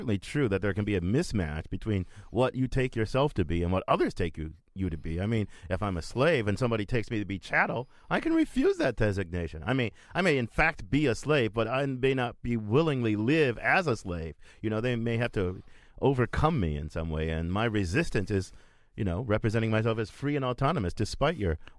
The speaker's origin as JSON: {"language": "English", "country": "United States", "tie": "born there", "said": "I am an American because I was born in America, but more importantly, I take myself to be an American."}